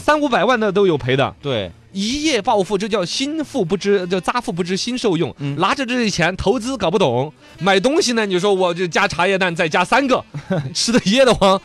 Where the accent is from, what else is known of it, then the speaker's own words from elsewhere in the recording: Sichuan, China; 我们四川这边